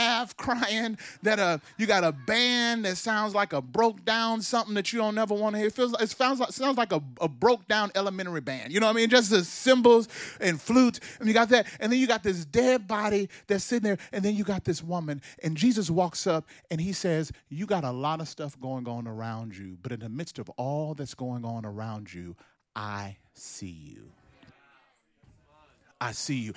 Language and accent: English; Mississippi, United States; I grew up in Mississippi, a black boy from Mississippi